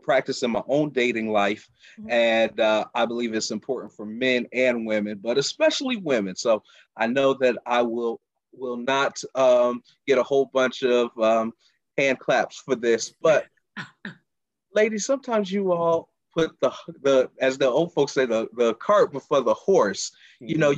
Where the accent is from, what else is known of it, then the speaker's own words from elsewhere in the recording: Charlotte, North Carolina, United States; moved away as an adult; now in Baltimore, United States; I'm originally from Charlotte, North Carolina. I've been in the Baltimore area for the last almost 3 years